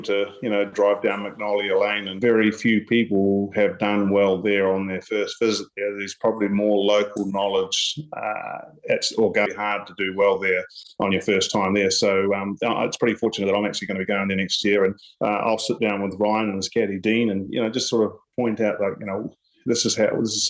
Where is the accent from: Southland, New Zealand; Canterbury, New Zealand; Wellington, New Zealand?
Wellington, New Zealand; Paraparaumu; at my home course where I grew up at Paraparaumu Beach